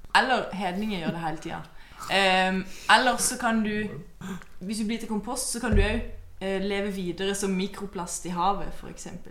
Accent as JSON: {"language": "Norwegian", "area": "Mandal river valley", "region": "Agder", "country": "Norway", "said": "der jeg kommer fra, eh, så går det ei elv. Mandalselva"}